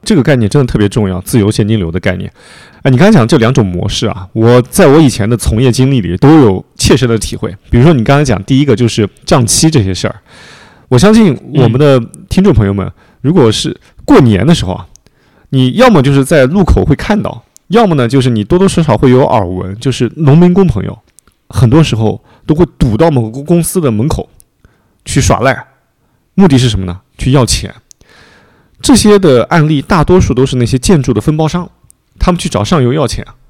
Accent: a small city in Anhui, China; moved away; 因为我是那个安徽一个小城市的长大的嘛

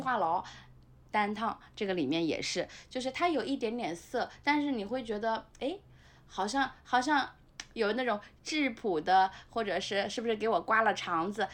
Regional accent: Nanjing, Jiangsu, China; moved away; 对，我们家现在是全国有名的高风险地区，就是著名的我们的路口国际机场周边的 ，呃，市，市郊的地方，城南市郊的路口机场附近

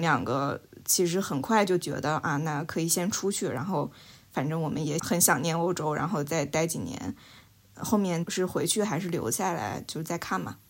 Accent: China; now in London, United Kingdom; 我们中国人

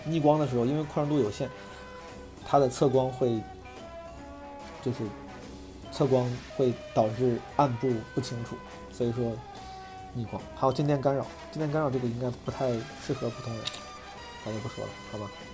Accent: Zhengzhou, Henan, China; moved away; 我那天回老家，回郑州

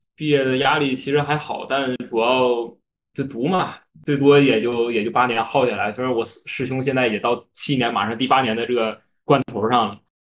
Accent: Northeast China, China; accent: Northeastern; 我是东北人，可能后面的口音啊，这有一些发音不太标准的地方

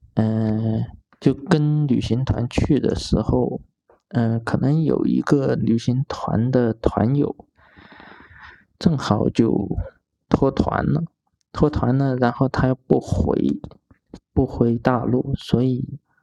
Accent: Foshan, Guangdong, China; moved away as an adult; now in Chengdu, China; 我的家乡佛山

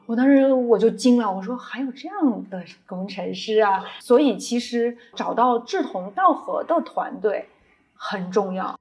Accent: Shanxi, China; moved away as an adult; also born or lived in Beijing; 我跟我先生，啊，我们都是山西人。山西呢，它是属于汉文明的发源地，中原地区

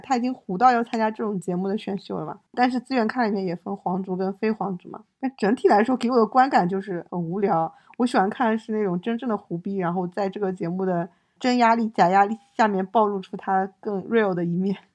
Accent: China; 我们中国人

